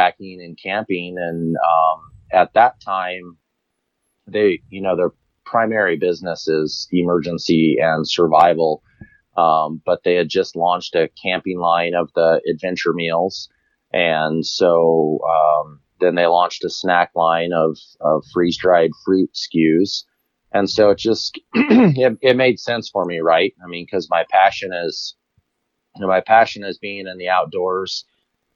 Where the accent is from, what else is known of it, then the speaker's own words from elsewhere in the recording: Colorado, United States; I grew up here in Colorado